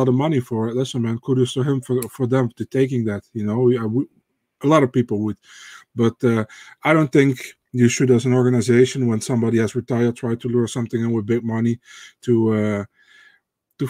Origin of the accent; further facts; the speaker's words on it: Netherlands; I'm from the Netherlands.